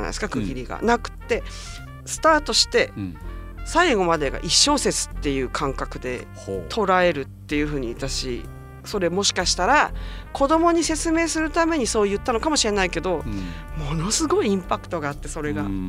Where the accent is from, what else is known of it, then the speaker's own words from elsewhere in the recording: Japan; moved away as an adult; also born or lived in United States; 私は日本人で生まれて、日本人に結局戻ってくる